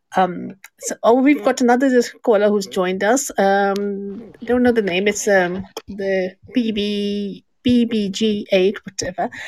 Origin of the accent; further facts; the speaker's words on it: Pakistan; I'm from Pakistan as well.